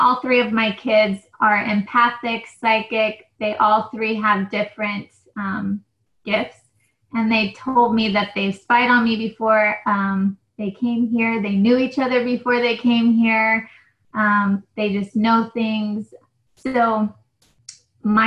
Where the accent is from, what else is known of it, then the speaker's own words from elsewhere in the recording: New Mexico, United States; now in California, United States; I'm from New Mexico